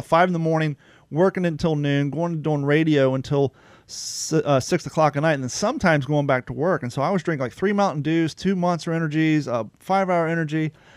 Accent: Ohio, United States; now in Florida, United States; I grew up in Ohio

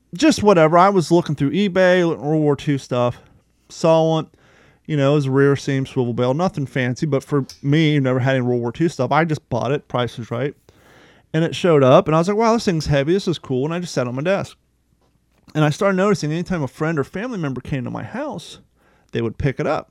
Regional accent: Union, Kentucky, United States; also born or lived in Ohio; now in Florida, United States; I grew up in Ohio and Kentucky

